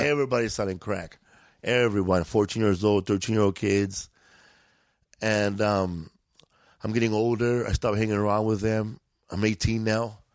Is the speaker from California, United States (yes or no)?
yes; Los Angeles, California, United States; We grew up in Boyle Heights